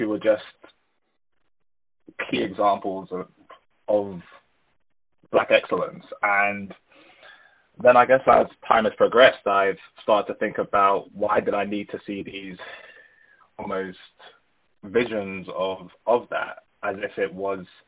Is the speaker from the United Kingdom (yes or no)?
yes; United Kingdom; I'm from Ghanaian heritage, but was born and raised in the UK.